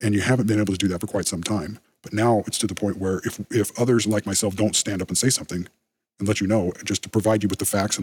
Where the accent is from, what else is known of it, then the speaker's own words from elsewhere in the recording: United States; I am an American